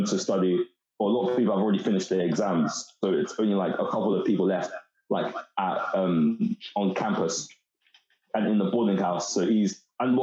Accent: London, United Kingdom; also born or lived in Reading; I'm from Newham, East London. So I went to state school in Newham

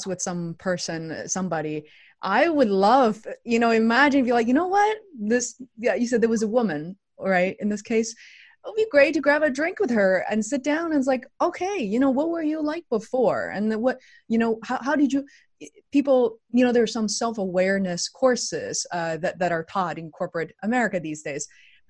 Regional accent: Beijing, China; moved away as an adult; now in United States; I didn't come to the US until around 2000. And so I grew up in China, in Beijing

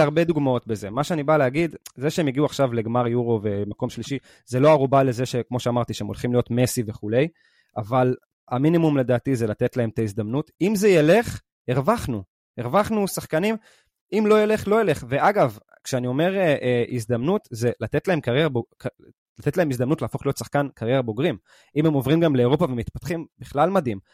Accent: Israel; אנחנו הישראלים

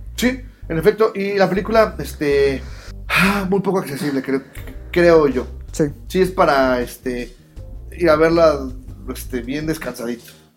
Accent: Mexico; como mexicano

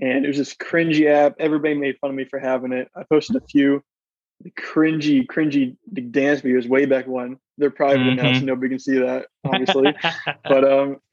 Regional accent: Orlando, Florida, United States; I'm from around Orlando

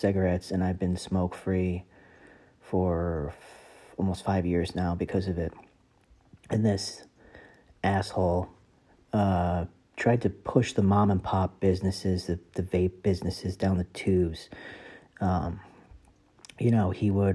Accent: New Jersey, United States; I am from New Jersey

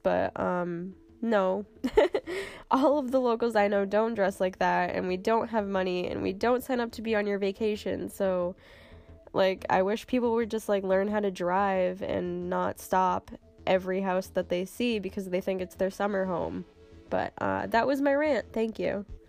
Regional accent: Cape Cod, Massachusetts, United States; I'm from Cape Cod, which is a tiny little peninsula on the east coast. It's in Massachusetts

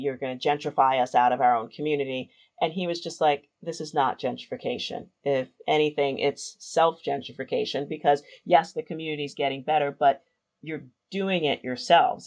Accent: New York City, New York, United States; I grew up in the South Bronx in New York City, a little neighborhood called Hunts Point.

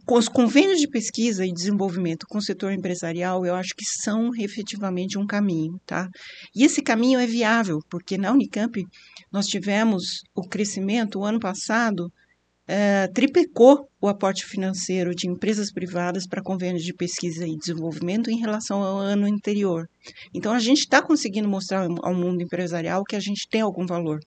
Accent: Campinas, São Paulo, Brazil; eu também sou campineira, também vivi toda essa expansão

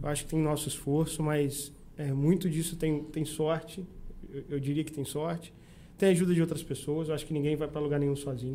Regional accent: São Francisco de Itabapoana, Rio de Janeiro, Brazil; moved away as an adult; also born or lived in Saquarema / Campos dos Goytacazes / Maceió; Eu nasci em Saquarema e com 4 anos, 4 para 5 anos, eu vim para São Francisco mas eu me considero São Franciscano porque a maior parte da minha vida foi em São uhum. Francisco

